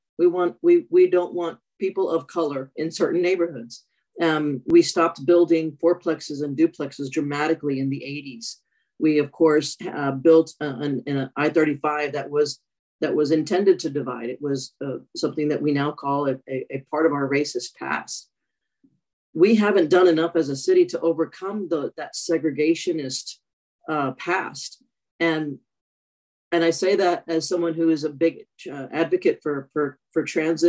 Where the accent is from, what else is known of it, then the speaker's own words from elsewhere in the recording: El Paso, Texas, United States; now in Austin, United States; I'm originally from El Paso, Texas